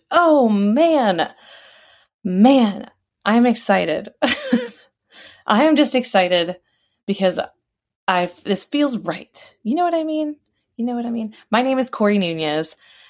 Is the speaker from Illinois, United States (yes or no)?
no; Maryland, United States; also born or lived in Texas / Germany / New York; now in Virginia, United States; I live in Virginia. I haven't always lived in Virginia. I was raised in Maryland. I was born in Texas. I lived in Germany. I also lived in New York.